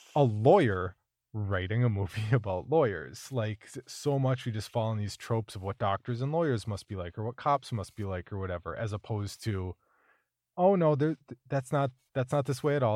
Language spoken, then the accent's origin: English; Minnesota, United States; growing up in Minnesota